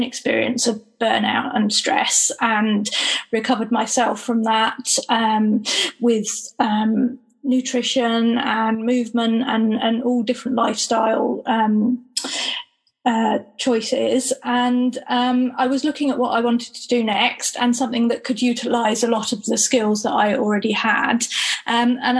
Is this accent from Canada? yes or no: no; Gloucestershire, South West England, United Kingdom; I am from Gloucestershire